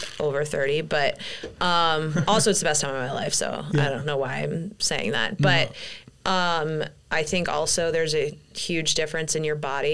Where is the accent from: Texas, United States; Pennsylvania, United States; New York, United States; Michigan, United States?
New York, United States; Long Island; I grew up on Long Island, Italian